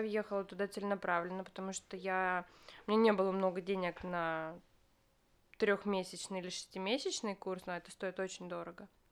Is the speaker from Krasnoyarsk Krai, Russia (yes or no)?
yes; Krasnoyarsk, Krasnoyarsk Krai, Russia; moved away as an adult; now in Moscow, Russia; Я родилась в Красноярске